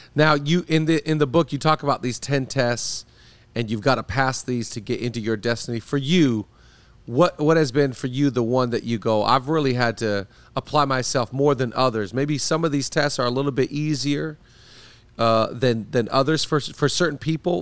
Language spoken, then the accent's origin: English; Seattle, Washington, United States; now in Los Angeles, United States; I grew up in Seattle, live in L A now